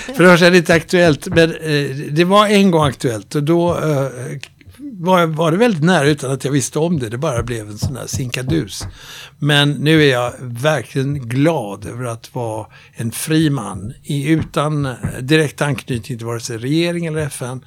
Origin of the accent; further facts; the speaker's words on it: Sweden; Jag är svensk, men jag är nordbo